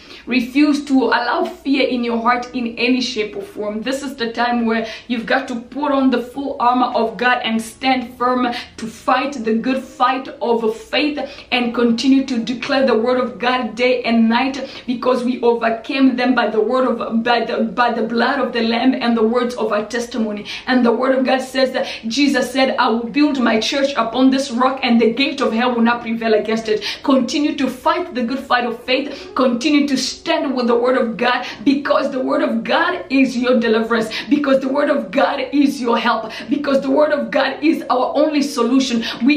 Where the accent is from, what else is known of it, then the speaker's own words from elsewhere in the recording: DR Congo; because I experienced stuff like this when I was still young, because I grew up in Congo.